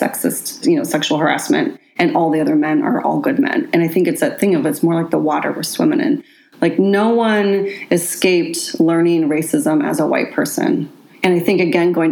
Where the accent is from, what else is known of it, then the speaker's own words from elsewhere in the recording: Seattle, Washington, United States; I grew up here. I grew up in Queen Anne and Ballard.